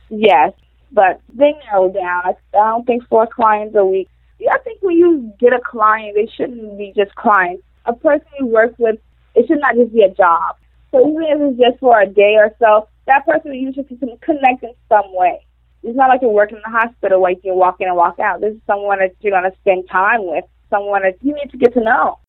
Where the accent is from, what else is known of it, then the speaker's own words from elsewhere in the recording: Royal Palm Beach, Florida, United States; also born or lived in Wellington, Florida / Lake Worth, Florida; I grew up in Florida, in Royal Palm. I moved, moved around a little to Wellington, to Boynton, to Delray, and back to Lake Worth